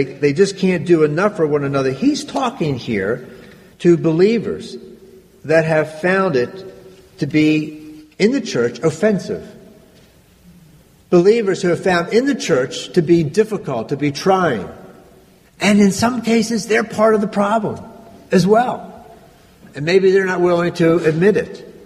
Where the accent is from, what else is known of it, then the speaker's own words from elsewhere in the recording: Granite, United States; I grew up in this little church, not terribly far from here, maybe an hour or so. It's an area called Granite